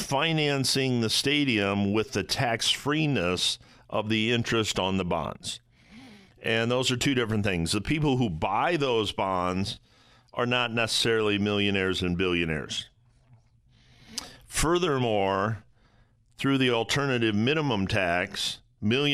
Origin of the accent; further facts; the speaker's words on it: Toledo, Ohio, United States; My hometown of Toledo, Ohio